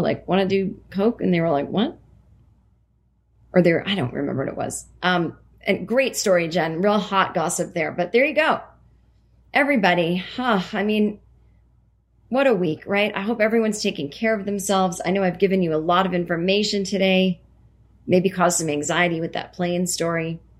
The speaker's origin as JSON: {"language": "English", "region": "Vermont", "country": "United States", "tie": "born or raised there", "also_born_or_lived": "other state", "said": "I grew up in Vermont, so even though I lived in this other state for almost 6 years, running into celebrities still really not on my radar."}